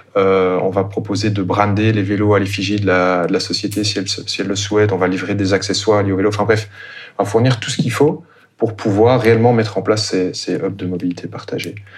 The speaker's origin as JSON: {"language": "French", "town": "Brussels", "region": "Brussels-Capital Region", "country": "Belgium", "said": "je suis euh, bruxellois d'origine"}